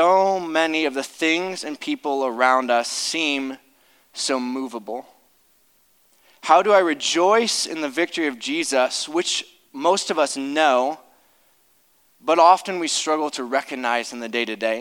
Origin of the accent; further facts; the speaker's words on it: Akron, Ohio, United States; I grew up in Akron